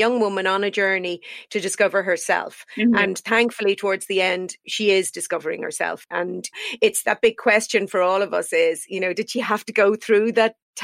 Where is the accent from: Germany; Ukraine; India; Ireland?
Ireland; I'm also very, very proud as an Irish woman. We produce some amazing female writers.